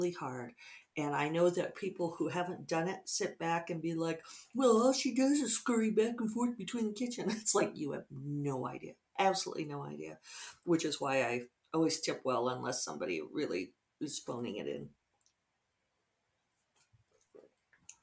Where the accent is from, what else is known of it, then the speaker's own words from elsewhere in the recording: Denver, Colorado, United States; moved away; Denver's my hometown.